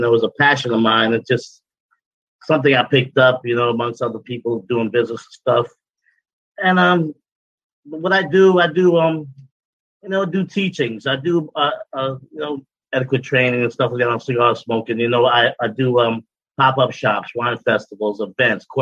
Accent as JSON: {"language": "English", "country": "Guyana", "tie": "born or raised there", "also_born_or_lived": "Brooklyn, New York, United States", "moved": "yes", "said": "I'm from Guyana. I was born in South America"}